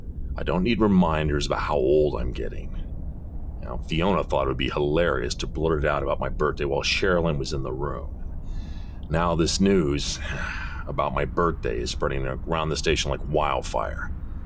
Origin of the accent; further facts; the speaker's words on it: the West, United States; Growing up in the West, as you can imagine, I had a lot of Latin food.